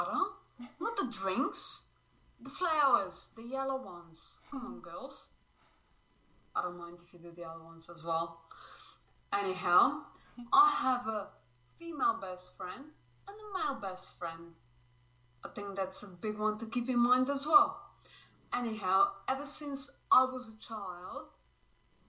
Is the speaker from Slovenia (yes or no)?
yes; Slovenia; now in Brisbane, Australia; I currently live in Brisbane, Australia, but I'm originally from Slovenia